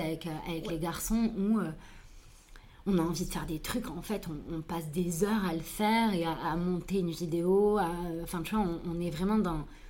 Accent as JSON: {"language": "French", "town": "Toulouse", "region": "Occitania", "country": "France", "tie": "born or raised there", "said": "je suis née à Toulouse"}